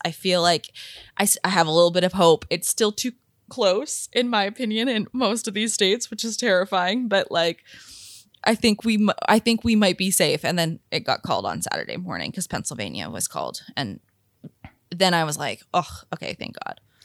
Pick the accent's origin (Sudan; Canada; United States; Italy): Canada